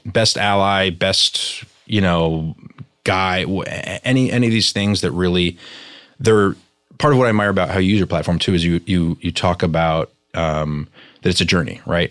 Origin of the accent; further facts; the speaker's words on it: New York, United States; I grew up in New York, very sort of multicultural um, schools and environments